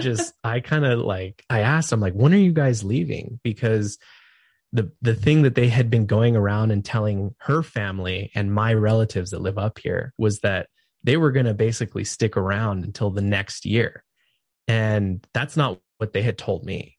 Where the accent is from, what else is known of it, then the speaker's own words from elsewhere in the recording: California, United States; moved away as an adult; now in Idaho, United States; I'm from California